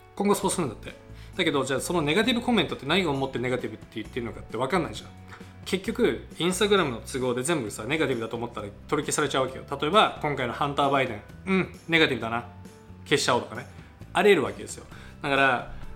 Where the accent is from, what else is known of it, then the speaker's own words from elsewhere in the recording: United States; アメリカ人なので